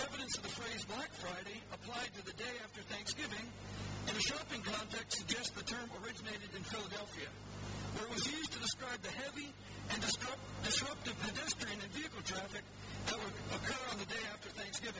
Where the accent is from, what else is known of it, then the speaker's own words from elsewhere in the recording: Canada; now in England; I'm a Canadian